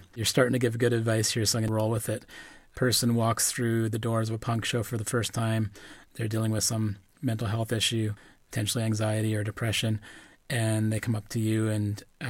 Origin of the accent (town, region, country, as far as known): Powell River, British Columbia, Canada; born or raised there